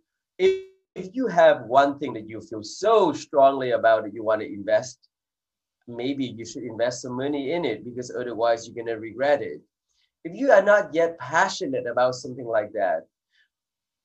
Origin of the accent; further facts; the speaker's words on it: Silicon Valley, California, United States; also born or lived in England; I grew up in Silicon Valley in California